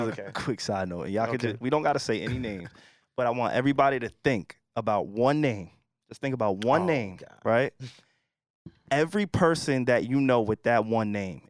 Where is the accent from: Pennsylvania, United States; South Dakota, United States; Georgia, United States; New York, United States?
New York, United States; Brentwood; I'm from Brentwood.